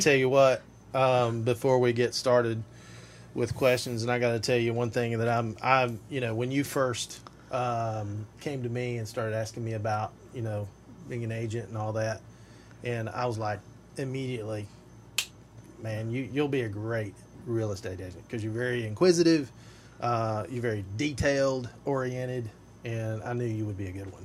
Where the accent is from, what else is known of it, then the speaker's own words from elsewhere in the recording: Tri-Cities area, East Tennessee, United States; moved away; I grew up in East Tennessee in the Tri Cities area